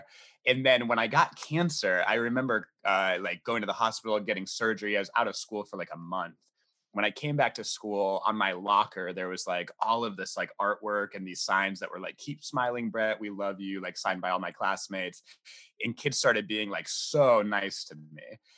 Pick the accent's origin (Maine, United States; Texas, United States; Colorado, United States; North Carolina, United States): North Carolina, United States; also born or lived in England; No, I'm from all over. I was born in England. My parents like moved all over the States. My parents were missionaries. So we did a lot of like moving around when I was young. But I went to high school in North Carolina.